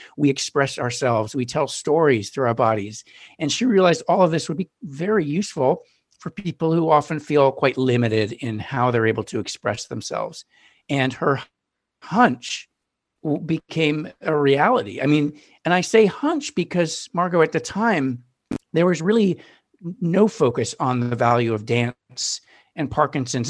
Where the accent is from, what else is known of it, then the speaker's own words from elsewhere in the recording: Newton, Massachusetts, United States; now in Brooklyn, United States; I grew up in Newton, Massachusetts